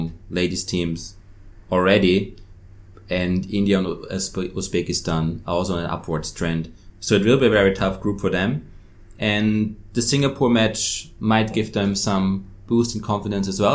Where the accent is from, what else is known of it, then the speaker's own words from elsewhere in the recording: Austria; now in Hong Kong; I'm from Austria